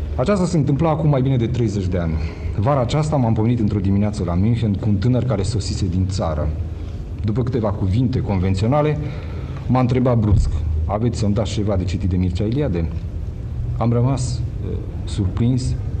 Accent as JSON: {"language": "Romanian", "country": "Romania", "said": "sunt român"}